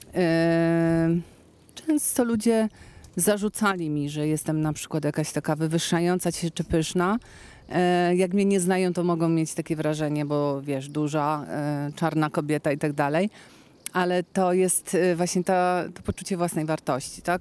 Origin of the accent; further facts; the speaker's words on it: Kraków, Lesser Poland, Poland; jako krakowianka i śpiewająca krakowianka